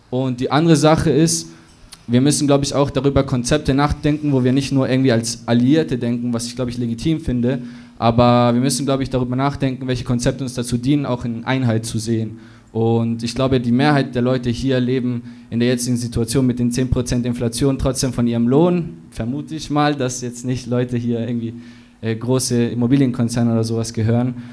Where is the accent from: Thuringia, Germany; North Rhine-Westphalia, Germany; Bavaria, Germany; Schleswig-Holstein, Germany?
Bavaria, Germany; Munich; ich komme aus München tatsächlich.